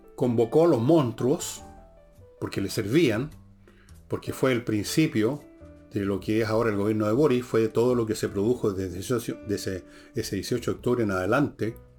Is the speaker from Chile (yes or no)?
yes; Chile; Soy chileno